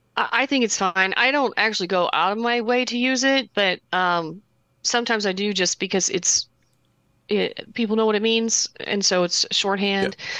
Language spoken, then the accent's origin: English; Southern Indiana and Kentucky, United States; accent: Kentucky; moved away; Southern Indiana and, uh, Kentucky